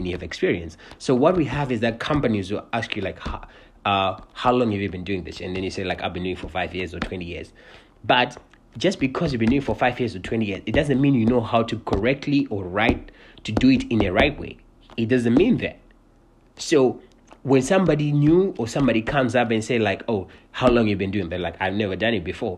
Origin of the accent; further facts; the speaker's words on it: Cincinnati, Ohio, United States; I'm from Cincinnati.